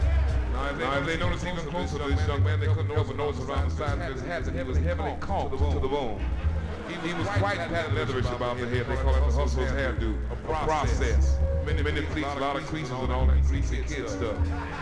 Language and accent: English; Chicago, Illinois, United States; he was standing on a very well-known corner on the south side of my hometown, Chicago.